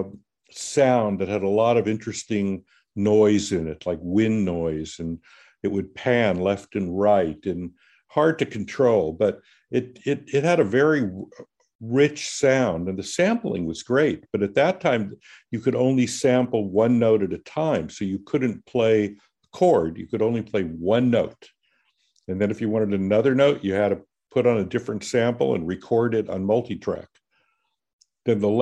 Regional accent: Los Angeles, California, United States; growing up in Los Angeles. So I was born here. My father was born here. I'm one of the few natives

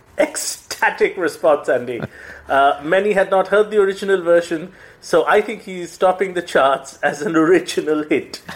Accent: Kolkata, West Bengal, India; now in Mumbai, India; my hometown is Calcutta, it's where I'm from

